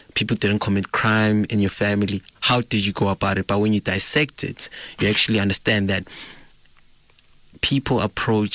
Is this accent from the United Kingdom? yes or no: no; East Rand, Gauteng, South Africa; I'm from the East Rand.